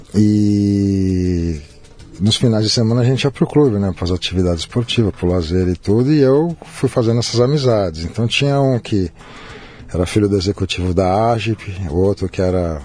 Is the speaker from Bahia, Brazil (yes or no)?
no; São Paulo, Brazil; moved away as an adult; now in Rio de Janeiro, Brazil; Eu nasci aqui em São Paulo. Paulista. Né? É. É, lá na Promatre, na Joaquim Eugênio de Lima. Uhum. Vivi aqui sempre